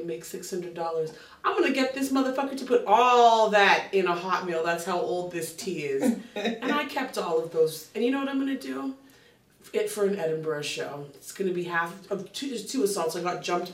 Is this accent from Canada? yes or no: yes; Canada; I'm a Canadian across the ocean